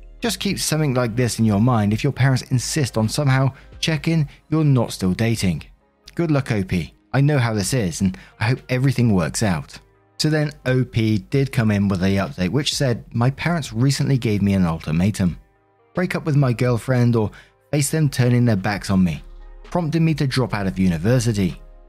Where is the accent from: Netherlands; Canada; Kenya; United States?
Kenya; now in England, United Kingdom; I come from Kenya, but studying for my BA in England.